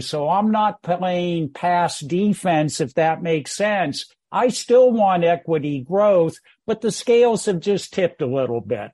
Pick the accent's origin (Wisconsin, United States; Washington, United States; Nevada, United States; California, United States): California, United States; Bay Area; moved away as an adult; also born or lived in San Francisco, California / Menlo Park, California; now in Greenville, South Carolina, United States; my life partner and I are Bay Area born and bred